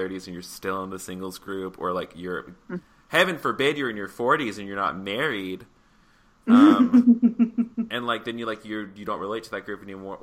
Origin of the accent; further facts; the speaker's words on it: the South, United States; growing up in the South